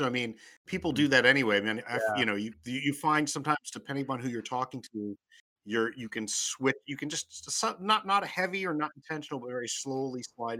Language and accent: English; Maryland, United States; my language kind of slides a little bit more into a more of a country tone, even though I grew up in Maryland.